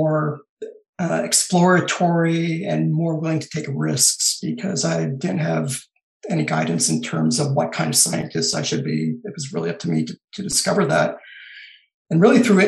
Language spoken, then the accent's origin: English; Los Angeles, California, United States; I grew up in Southern California in the suburbs of Los Angeles and San Fernando Valley